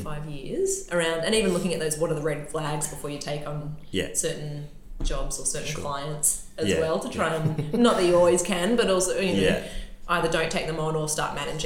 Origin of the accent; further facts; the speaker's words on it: Newcastle, New South Wales, Australia; also born or lived in Sydney; We were living in Sydney, but I'm from Newcastle. And when we moved back up here